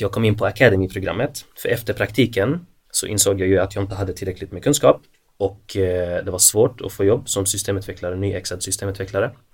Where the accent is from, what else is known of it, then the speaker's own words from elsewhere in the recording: Malmö, Skåne, Sweden; now in Helsingborg, Sweden; Född och uppvuxen i Malmö